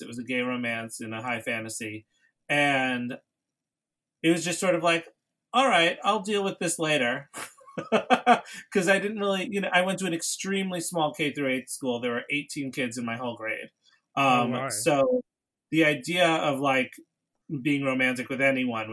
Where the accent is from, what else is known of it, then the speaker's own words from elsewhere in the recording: New York City, New York, United States; I grew up in New York City